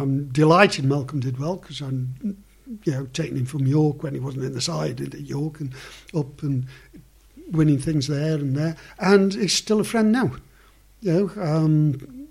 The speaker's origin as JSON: {"language": "English", "town": "Stoke-on-Trent", "region": "West Midlands", "country": "United Kingdom", "tie": "born or raised there", "said": "Stoke are my hometown club"}